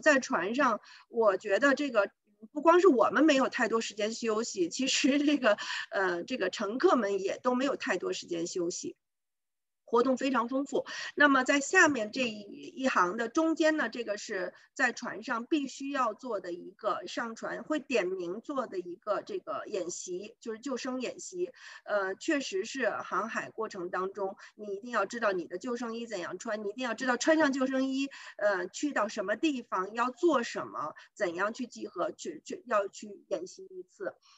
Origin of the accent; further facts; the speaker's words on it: China; also born or lived in Ontario, Canada; now in Canada; 我们中国人